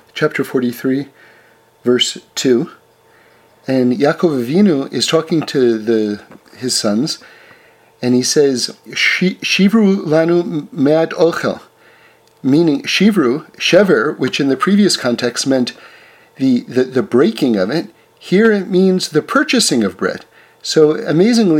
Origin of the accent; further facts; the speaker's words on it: New York City, New York, United States; I grew up in New York City in an apartment building